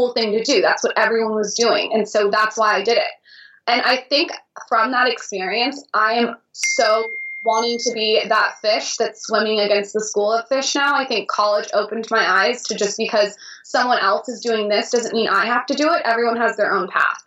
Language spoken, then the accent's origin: English; San Diego, California, United States; I grew up in San Diego